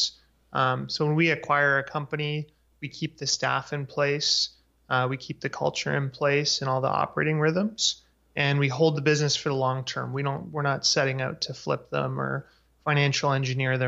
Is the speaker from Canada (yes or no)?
yes; Vancouver, British Columbia, Canada; also born or lived in Victoria, Canada; I grew up in Vancouver, Canada